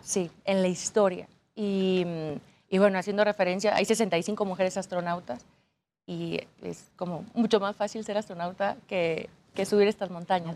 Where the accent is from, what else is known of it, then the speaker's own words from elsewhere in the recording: Aguascalientes, Mexico; Yo soy de Aguascalientes donde no hay montañas